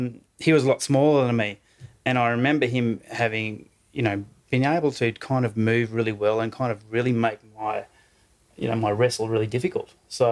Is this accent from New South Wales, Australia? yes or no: no; Western Queensland, Australia; now in Brisbane, Australia; I grew up on a cattle station, Western Queensland.